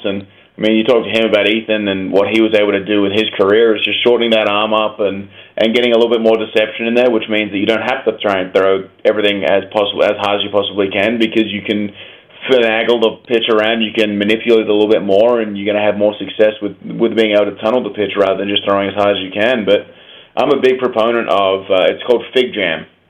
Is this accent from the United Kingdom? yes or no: no; Australia; moved away; growing up in Australia